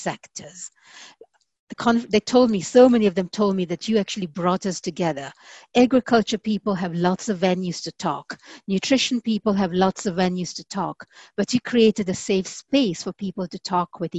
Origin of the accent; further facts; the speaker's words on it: Kenya; a Kenyan woman